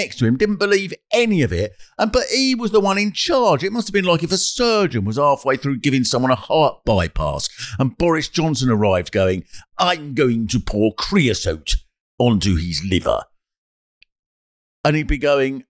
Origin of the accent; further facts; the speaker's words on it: England, United Kingdom; we're English